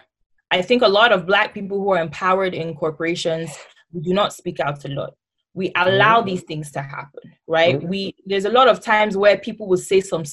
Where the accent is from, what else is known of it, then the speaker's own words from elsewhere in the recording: Nigeria; moved away as an adult; now in United States; as a Nigerian